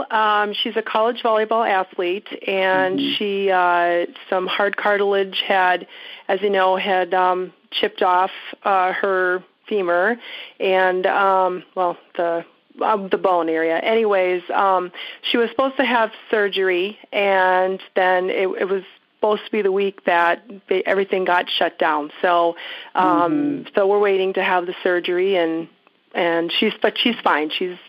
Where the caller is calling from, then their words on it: Minneapolis, Minnesota, United States; I am calling from Minneapolis.